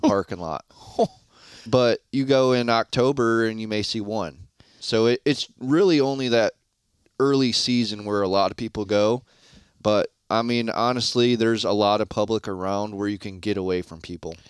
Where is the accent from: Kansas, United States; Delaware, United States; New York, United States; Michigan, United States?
Michigan, United States; Shiawassee County; moved away as an adult; now in northern Kentucky, United States; I originally am from Shiawassee County, Michigan, and, uh, in two thousand eighteen, I ended up moving down to northern Kentucky